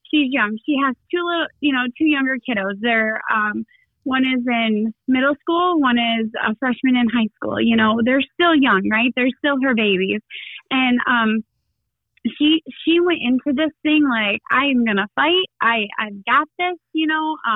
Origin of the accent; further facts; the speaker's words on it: Shepherd, Michigan, United States; Yes, I uh, I grew up in Shepherd. I've spent 39 years in Shepherd. I'm raising my family in Shepherd.